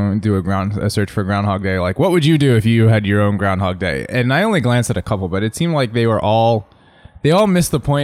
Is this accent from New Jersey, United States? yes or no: yes; southern New Jersey, United States; now in Southern California, United States; I grew up in southern Jersey